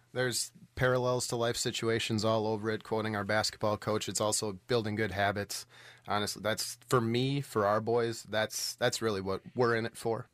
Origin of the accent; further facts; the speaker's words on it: Allenton, Wisconsin, United States; now in West Bend, United States; I grew up in Allenton, um, which is uh, on the Dodge County side of Allenton